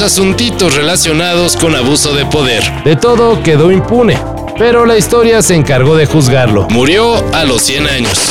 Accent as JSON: {"language": "Spanish", "country": "Mexico", "said": "los que somos mexicanos"}